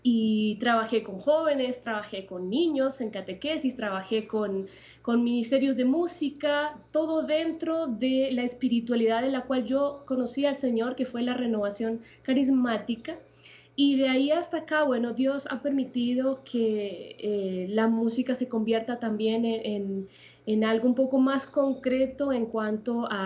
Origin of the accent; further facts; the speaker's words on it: Puerto Montt, Los Lagos, Chile; also born or lived in Santiago; viví gran parte de mi vida en el sur, en la ciudad de Puerto Montt.